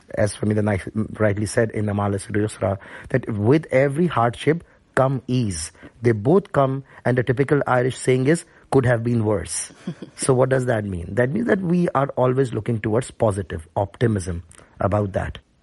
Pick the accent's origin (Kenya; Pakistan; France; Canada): Pakistan; Karachi, Sindh; moved away as an adult; also born or lived in Cambridge, England; now in Ireland; I'm from Karachi